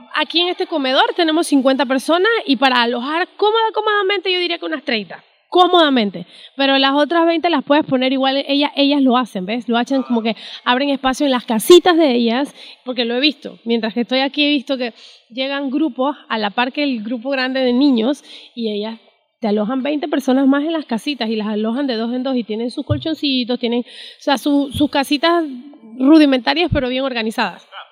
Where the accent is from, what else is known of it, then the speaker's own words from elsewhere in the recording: Panama; Yo como panameña